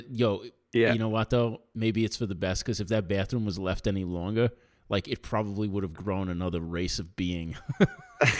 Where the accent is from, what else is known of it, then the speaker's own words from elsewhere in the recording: New York, United States; I'm from New York.